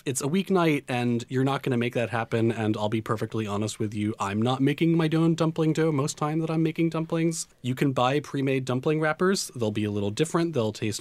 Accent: New York City, New York, United States; to grow up in Queens

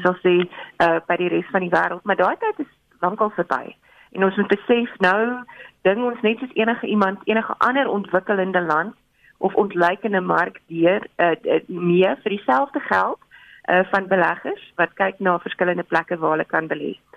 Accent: South Africa; ons is Suid-Afrikaners

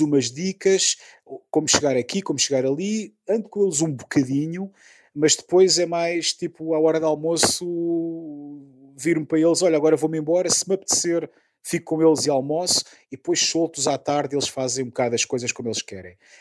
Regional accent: Lisbon, Portugal; moved away as an adult; now in Czech Republic; em Lisboa, por exemplo, que eu sou, sou lisboeta

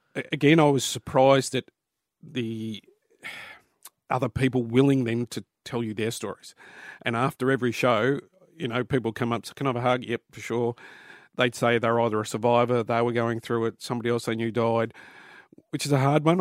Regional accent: Newcastle, New South Wales, Australia; Newcastle where I was born

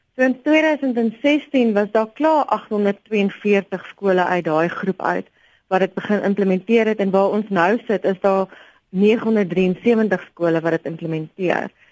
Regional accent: South Africa

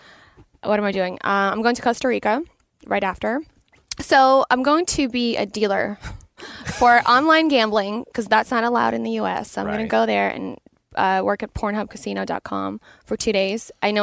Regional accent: Canada; I mean, I'm Canadian. I know nothing about football.

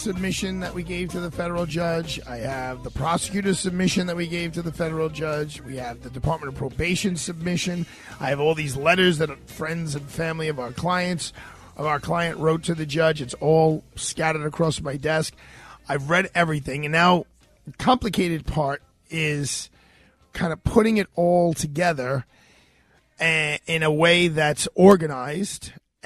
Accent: New York City, New York, United States; also born or lived in Fresh Meadows, Queens; I'd lived in Brooklyn my whole life

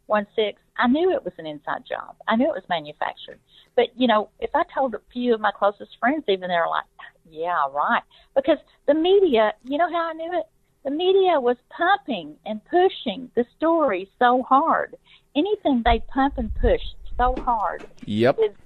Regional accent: Arkansas, United States; I grew up in Arkansas

